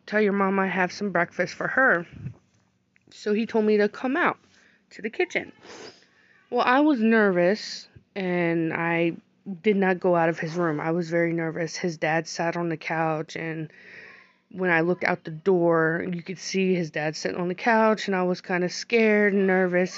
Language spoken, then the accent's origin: English; United States; I was born here in America